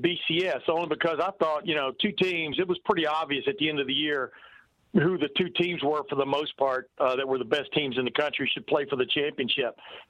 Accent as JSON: {"language": "English", "region": "Alabama", "country": "United States", "tie": "born or raised there", "said": "I grew up in Alabama"}